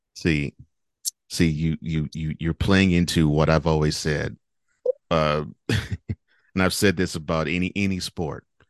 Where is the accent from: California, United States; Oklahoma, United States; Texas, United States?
Texas, United States; Houston; also born or lived in New Orleans; I grew up in Houston, so, you know, Houston Texas